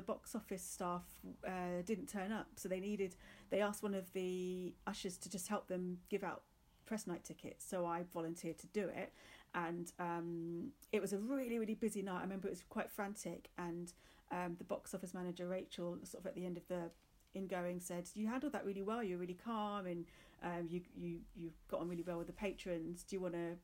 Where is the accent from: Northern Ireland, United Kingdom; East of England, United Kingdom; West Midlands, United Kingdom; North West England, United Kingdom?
East of England, United Kingdom; Luton; moved away as an adult; also born or lived in London; we grew up in Luton. When I was came to an age that I could leave, I just wanted to move to London